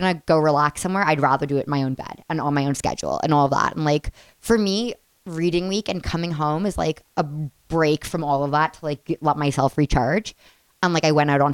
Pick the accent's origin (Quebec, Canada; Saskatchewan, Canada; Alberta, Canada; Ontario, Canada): Ontario, Canada; Toronto; I'm from Toronto